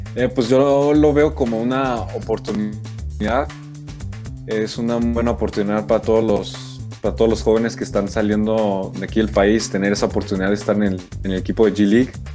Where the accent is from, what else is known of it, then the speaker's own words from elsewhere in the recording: Mexico; tenemos muchas cualidades también nosotros como mexicanos